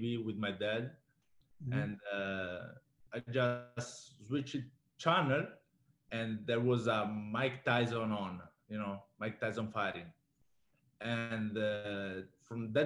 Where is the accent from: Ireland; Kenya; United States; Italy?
Italy; Varese, Lombardy; moved away; also born or lived in Calabria; I was born and raised in Varese, North Italy.